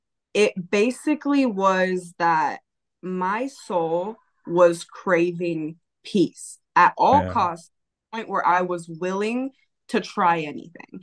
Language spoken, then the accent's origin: English; California, United States; I was from California